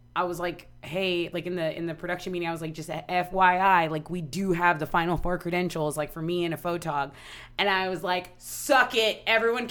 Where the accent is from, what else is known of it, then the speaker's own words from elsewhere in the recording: Corpus Christi, Texas, United States; moved away; Corpus is just a small town. I love my hometown